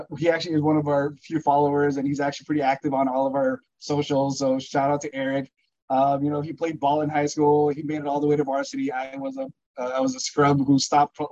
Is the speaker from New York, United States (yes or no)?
no; Burbank, California, United States; growing up in Burbank.